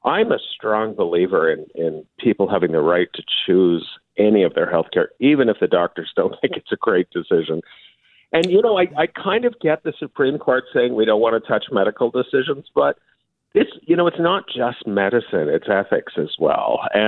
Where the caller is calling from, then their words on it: Toronto, Ontario, Canada; Well, I'm just back from South America, so I'm in Toronto.